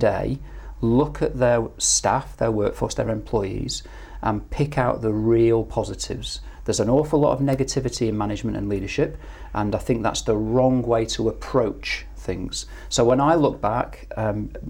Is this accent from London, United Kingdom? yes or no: no; Manchester, North West England, United Kingdom; moved away; I did grow up in a relatively rough part of Manchester, middle to low socioeconomic